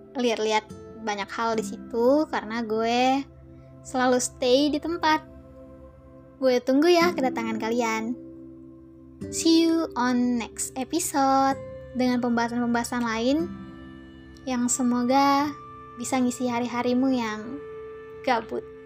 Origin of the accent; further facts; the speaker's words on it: Indonesia; gue orang Melayu hmm, bukan dari Malaysia gue asli orang Indonesia